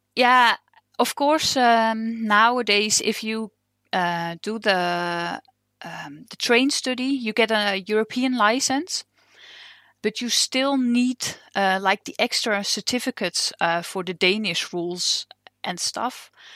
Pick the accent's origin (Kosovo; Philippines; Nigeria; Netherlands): Netherlands; English is a second language; moved away as an adult; now in Denmark; I'm originally from Holland, and I've just moved to Denmark, uh, two years ago